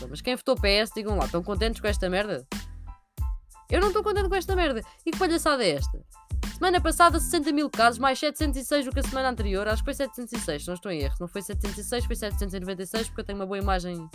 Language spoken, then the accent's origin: Portuguese; Sintra, Lisbon, Portugal; Eu sou de Sintra, portanto eu posso dizer.